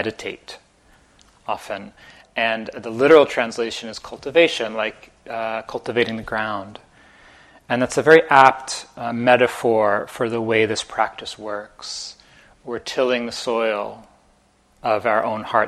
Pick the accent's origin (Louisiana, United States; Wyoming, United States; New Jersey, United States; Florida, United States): New Jersey, United States; moved away as an adult; also born or lived in Amherst, Massachusetts; I grew up in Jersey about 3.5 hours south of here in North Jersey.